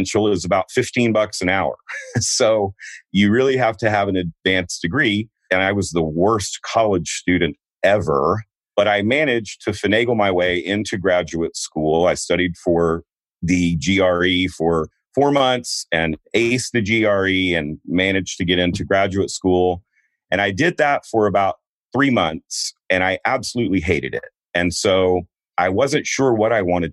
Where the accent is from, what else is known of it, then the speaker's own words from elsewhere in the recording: Houston, Texas, United States; moved away as an adult; also born or lived in Denver, Colorado; I grew up a Texas boy, except for those first 2 days. I grew up in Houston